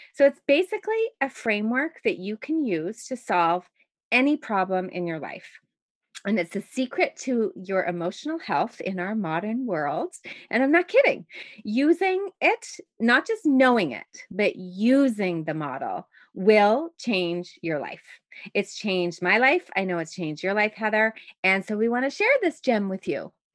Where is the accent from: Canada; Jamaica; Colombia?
Canada; Montreal, Quebec; now in Toronto, Canada; the same type of shoveling that I grew up with in Montreal